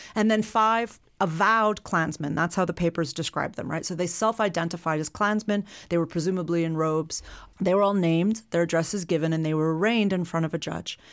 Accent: Illinois, United States; in Illinois, where I'm from

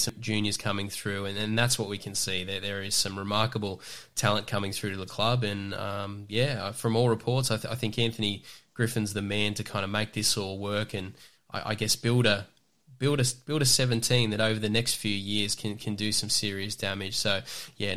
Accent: Newcastle, New South Wales, Australia; I'm from Newcastle in the Hunter

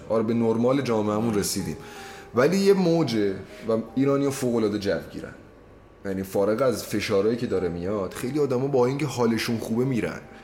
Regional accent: Iranian Azerbaijan, Iran; accent: Azeri; Persian is a second language; آذریم و از بچگی لحجهش خیلی شریفی داشتم

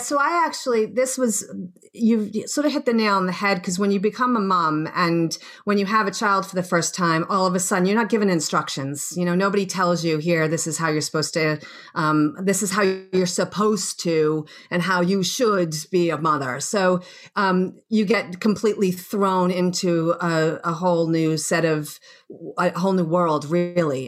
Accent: Boston, Massachusetts, United States; moved away as an adult; also born or lived in Australia; I'm from Boston originally, and um, born and bred and grew up there

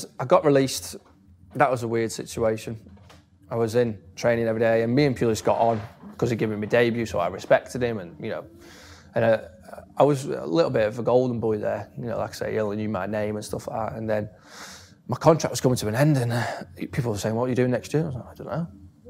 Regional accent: Stoke-on-Trent, West Midlands, United Kingdom; I was from Stoke.

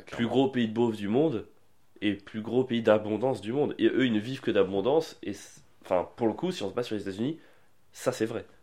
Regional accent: France; je suis français

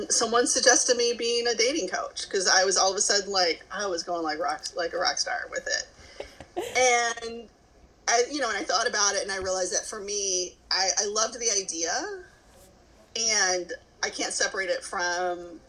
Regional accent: Kentucky, United States; moved away; I'm originally from Kentucky, here in the States

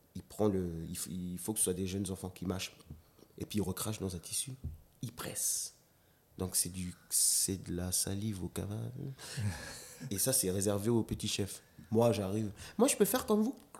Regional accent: Nouméa, South Province, New Caledonia; also born or lived in Lifou; j'ai grandi à Rivière-Salée en plus

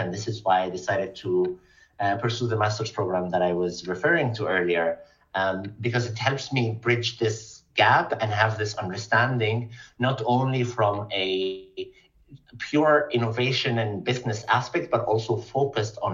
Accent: Egypt; moved away as an adult; also born or lived in Stockholm, Sweden; now in Berlin, Germany; I grew up and studied in Egypt

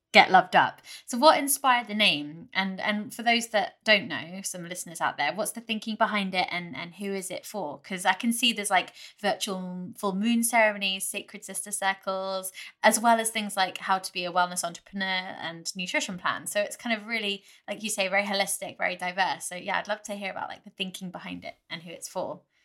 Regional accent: United Kingdom; being British

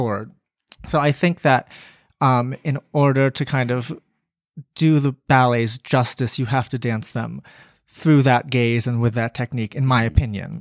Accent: Maryland, United States; I grew up in Maryland

